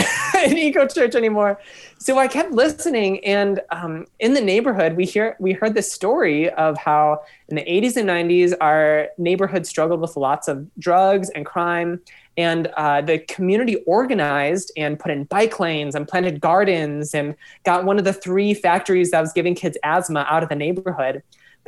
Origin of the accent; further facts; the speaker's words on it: Minneapolis, Minnesota, United States; I'm from Minneapolis, spent 10 years away, came back